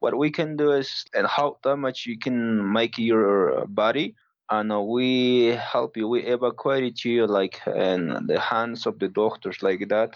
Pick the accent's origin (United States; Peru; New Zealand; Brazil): Peru; the Andes, Cusco; English is a second language; I grew up in the Andes. So 11, 12 years old, I moved to Cusco City.